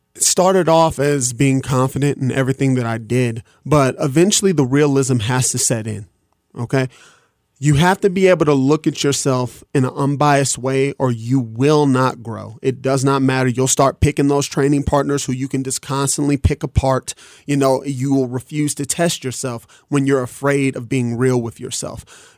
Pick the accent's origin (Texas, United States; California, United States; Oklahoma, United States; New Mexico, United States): New Mexico, United States; Albuquerque; I'm from Albuquerque, New Mexico